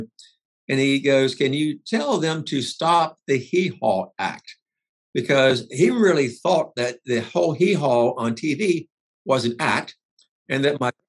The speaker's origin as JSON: {"language": "English", "region": "South Georgia", "country": "United States", "tie": "born or raised there", "moved": "yes", "said": "I grew up in South Georgia. Mm-hmm. I grew up on a farm"}